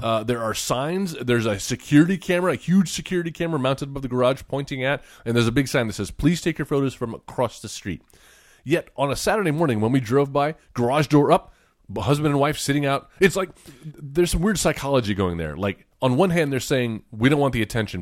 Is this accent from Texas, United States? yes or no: yes; Beeville, Texas, United States; moved away; Beeville, Texas, my hometown